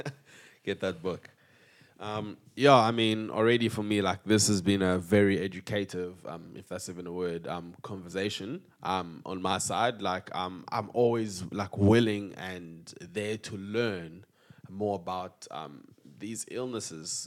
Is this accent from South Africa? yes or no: yes; South Africa; we are proudly South African